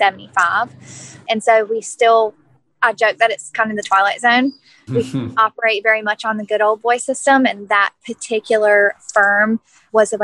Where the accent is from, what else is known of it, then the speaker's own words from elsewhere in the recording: Greenville, North Carolina, United States; I am out of, like you said, Greenville, North Carolina